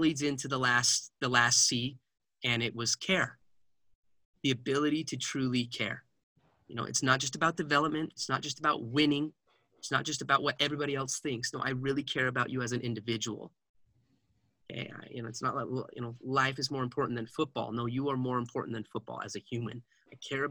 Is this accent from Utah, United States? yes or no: yes; Heber City, Utah, United States; we grew up in Heber City, Utah, and that place, Wasatch High School, breeds wrestlers